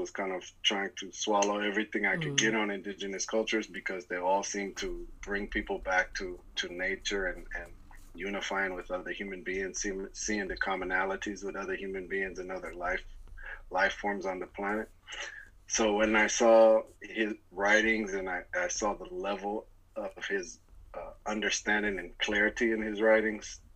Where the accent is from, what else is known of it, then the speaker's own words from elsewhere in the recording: Seattle, Washington, United States; moved away as an adult; also born or lived in Atlanta, Georgia; I'm originally from Seattle, Washington, which is a city in the northwest region of the United States, Washington State, not Washington, D.C.